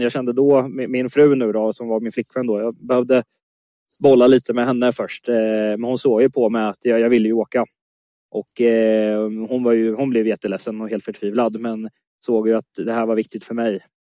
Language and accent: Swedish; Motala, Östergötland, Sweden; moved away as an adult; also born or lived in Stockholm; now in Östergötland, Sweden; Jag är östgöte i grunden, född och uppvuxen i Motala